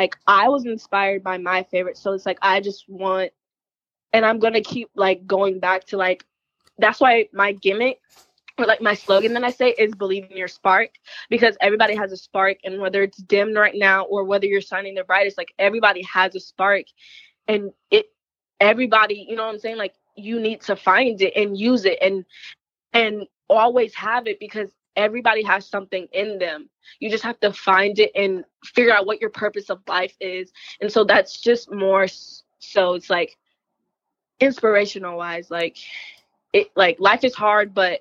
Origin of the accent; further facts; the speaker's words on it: Columbia, South Carolina, United States; moved away as an adult; now in Georgia, United States; I'm actually from South Carolina, so I wrestle a lot in the Carolinas.